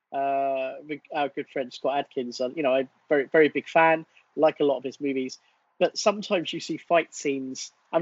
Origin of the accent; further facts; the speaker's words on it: England, United Kingdom; as an Englishman